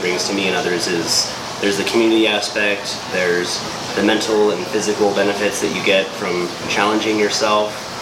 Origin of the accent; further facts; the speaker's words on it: Las Cruces, New Mexico, United States; We grew up here in Las Cruces, New Mexico